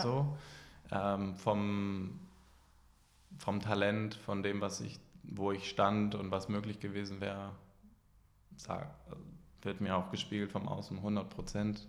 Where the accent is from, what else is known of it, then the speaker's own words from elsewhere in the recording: Hamburg, Germany; Ich komme aus Hamburg. Ich bin hier auch geboren